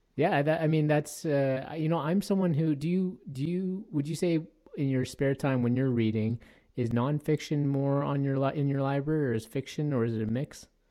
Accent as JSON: {"language": "English", "town": "Toronto", "region": "Ontario", "country": "Canada", "tie": "born or raised there", "moved": "yes", "lives_now": "Edmonton, Canada", "said": "I grew up in Toronto, Ontario"}